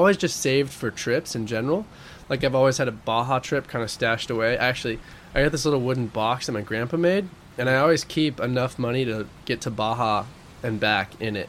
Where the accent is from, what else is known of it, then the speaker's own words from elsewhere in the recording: Oregon, United States; also born or lived in Spain; because the college in Oregon for marine biology that's associated with the university is in my hometown. So I could just live at home and go to school and surf like the local breaks where I grew up.